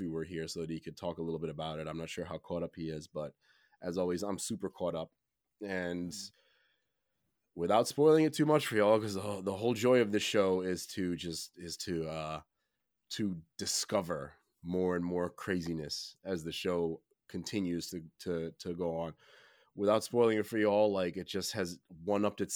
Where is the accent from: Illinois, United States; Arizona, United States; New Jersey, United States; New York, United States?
New York, United States; New York City; I'm a New Yorker